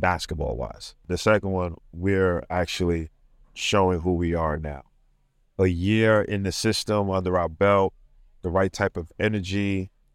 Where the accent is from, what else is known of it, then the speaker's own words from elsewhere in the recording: New York City, New York, United States; I'm from Brooklyn, New York